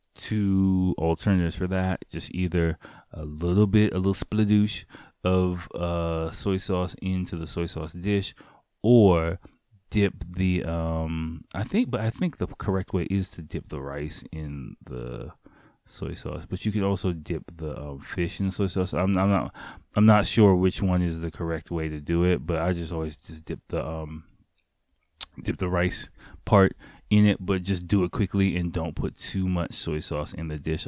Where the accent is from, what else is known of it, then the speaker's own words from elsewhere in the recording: United States; me as an American